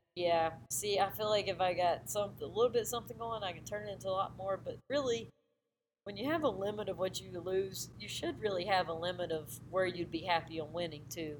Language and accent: English; Myrtle Beach, South Carolina, United States; I grew up in Myrtle Beach area